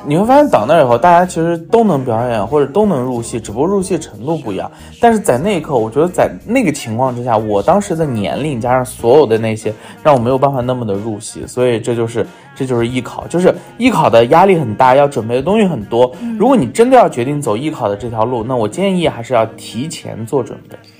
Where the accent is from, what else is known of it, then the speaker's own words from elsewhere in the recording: Lanzhou, Gansu, China; 我老家甘，甘肃啊，兰州嗯，所以在甘肃省体校啊